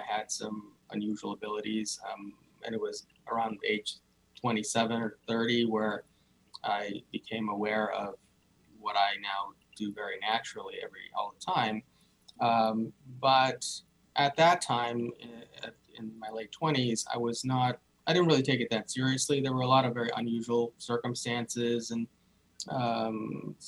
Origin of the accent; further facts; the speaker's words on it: India; I was born in India, I grew up in a traditional Indian family